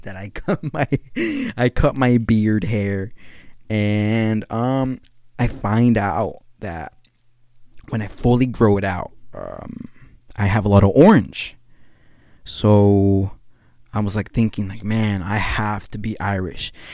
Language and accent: English; Guatemala; now in California, United States; I'm not from Mexico. I'm from Guatemala